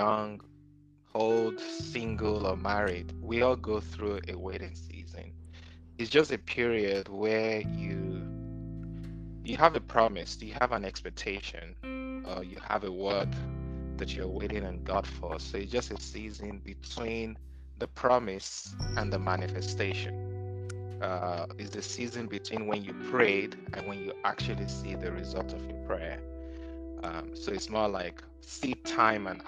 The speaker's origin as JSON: {"language": "English", "country": "Nigeria", "also_born_or_lived": "South Africa", "moved": "as an adult", "lives_now": "United States", "said": "based in the United States. I'm from Nigeria. I lived in South Africa, and life and ministry brought me recently to the U.S. about 6 years ago."}